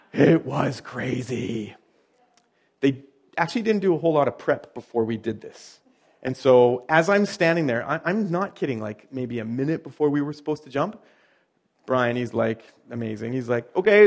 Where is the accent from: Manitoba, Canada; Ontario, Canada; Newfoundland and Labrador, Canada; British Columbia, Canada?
British Columbia, Canada; Chilliwack; I'm from Podunk, Chilliwack